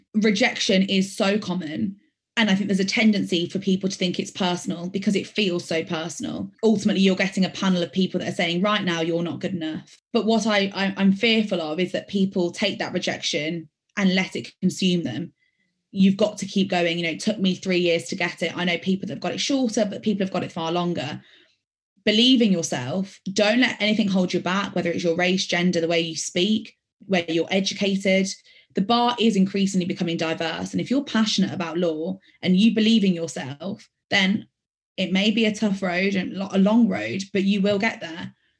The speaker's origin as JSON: {"language": "English", "town": "Birmingham", "region": "West Midlands", "country": "United Kingdom", "accent": "Birmingham", "said": "Part of me is embarrassed of the fact that I lose my Birmingham accent because I'm a very proud Brummy."}